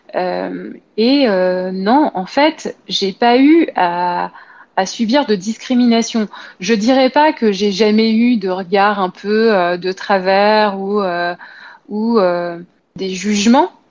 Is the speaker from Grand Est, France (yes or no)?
no; Paris, Île-de-France, France; je suis parisienne